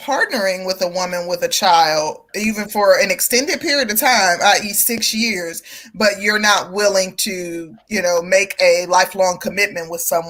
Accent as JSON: {"language": "English", "region": "Midwest", "country": "United States", "also_born_or_lived": "Chicago, Illinois", "moved": "as an adult", "lives_now": "the South, United States", "said": "I come from the Midwest, and prior to moving to the South, I lived in Chicago"}